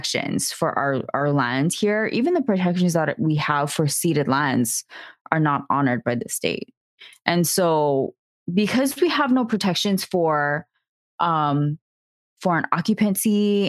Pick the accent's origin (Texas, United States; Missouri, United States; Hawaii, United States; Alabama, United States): Hawaii, United States; as a native Hawaiian, I don't identify as an American